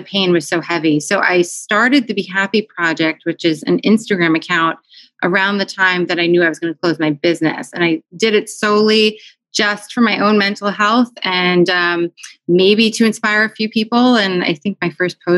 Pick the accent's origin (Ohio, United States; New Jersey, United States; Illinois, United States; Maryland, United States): New Jersey, United States; also born or lived in New York City, United States; now in Philadelphia, United States; raised in New Jersey